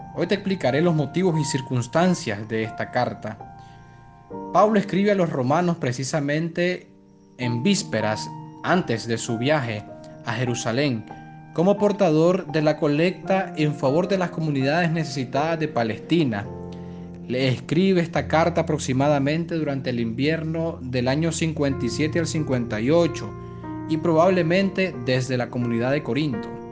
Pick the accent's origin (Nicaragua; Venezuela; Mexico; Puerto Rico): Nicaragua; podemos dar como nicaragüenses